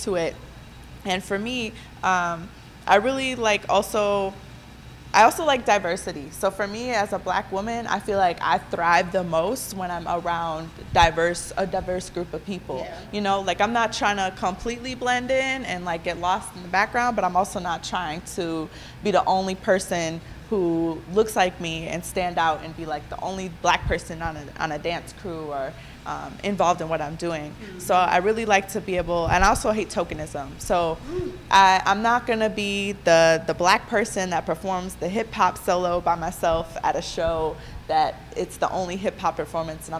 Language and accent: English; Milwaukee, Wisconsin, United States; I'm from the North side of Milwaukee. I have born and raised here.